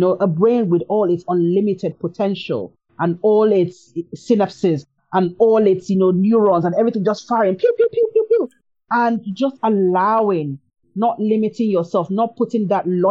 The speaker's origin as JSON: {"language": "English", "country": "Nigeria", "said": "I'm Nigerian"}